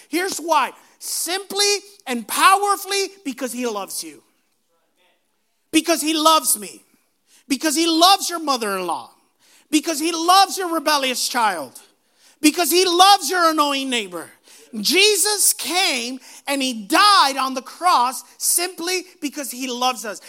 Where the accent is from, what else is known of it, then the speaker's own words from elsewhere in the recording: Aguascalientes, Mexico; we were all born in the city of Aguascalientes, Mexico